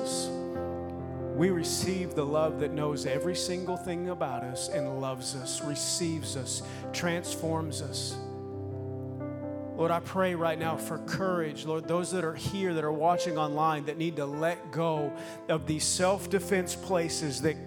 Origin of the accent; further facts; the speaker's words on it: Minnesota, United States; moved away; also born or lived in Oklahoma / Sweden; I grew up in Minnesota or Oklahoma, then Minnesota